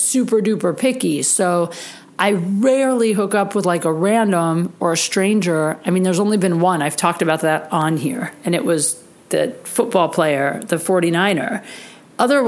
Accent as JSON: {"language": "English", "region": "Ohio", "country": "United States", "tie": "born or raised there", "moved": "yes", "said": "I grew up in Ohio"}